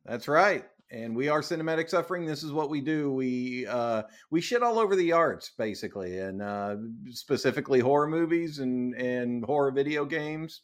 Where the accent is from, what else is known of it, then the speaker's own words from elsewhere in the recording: United States; I'm too American